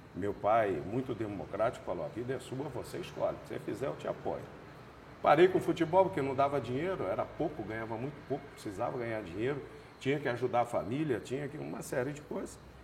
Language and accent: Portuguese; Marília, São Paulo, Brazil; moved away as an adult; now in Campo Grande, Brazil; nasci em Rosália, que é um distrito de Marília, me criei em Marília.